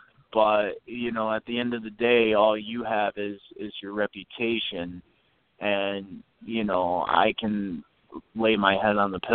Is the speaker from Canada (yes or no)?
yes; Canada; So then me being the Canadian guy at the time, you know, I got to beat up the red, white, and blue guy.